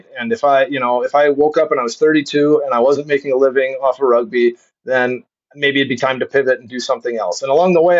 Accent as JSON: {"language": "English", "town": "Pittsville", "region": "Wisconsin", "country": "United States", "tie": "born or raised there", "also_born_or_lived": "Rochester, Minnesota", "moved": "yes", "said": "Grew up in Pittsville, Wisconsin."}